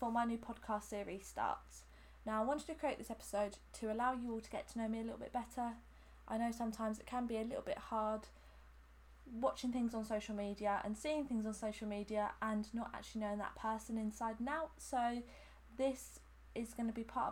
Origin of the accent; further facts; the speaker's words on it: Hampshire, South East England, United Kingdom; I'm from Hampshire and I've lived here my whole life.